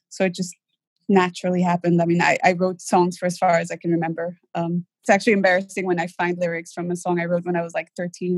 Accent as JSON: {"language": "English", "country": "Lebanon", "tie": "born or raised there", "moved": "yes", "said": "I did grow up in Lebanon"}